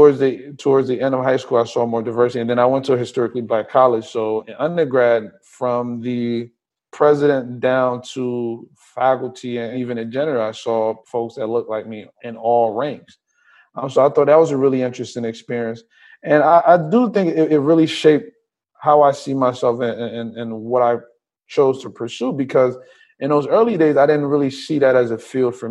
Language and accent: English; Trenton, New Jersey, United States; also born or lived in Liberia / Willingboro, New Jersey / New Brunswick, New Jersey; now in Los Angeles, United States; I was born in Liberia, came here when I was about 8. I grew up in New Jersey, primarily in Trenton